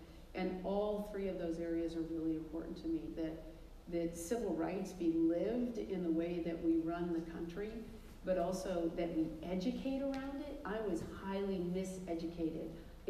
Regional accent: California, United States; I'm from California.

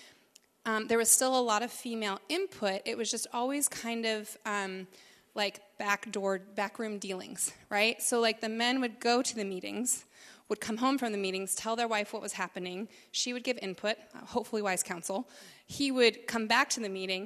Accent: South Dakota, United States; growing up in South Dakota, which is pretty conservative

